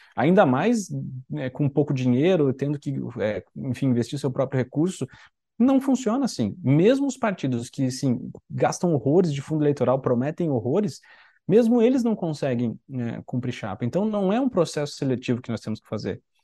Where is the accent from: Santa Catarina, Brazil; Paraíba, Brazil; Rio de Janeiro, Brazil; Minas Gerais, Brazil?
Santa Catarina, Brazil; eu sou de Santa Catarina